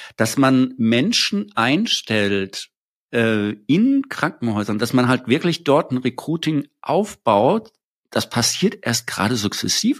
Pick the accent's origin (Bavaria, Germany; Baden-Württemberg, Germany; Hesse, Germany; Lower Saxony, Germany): Hesse, Germany; Wiesbaden; ich komme ja aus Wiesbaden